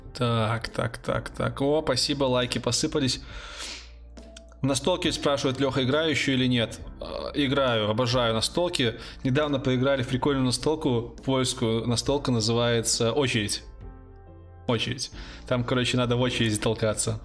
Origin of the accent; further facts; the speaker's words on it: Brest, Brest Region, Belarus; я не сдавал ЕГЭ, а, я из Беларуси. У нас тут ЦТ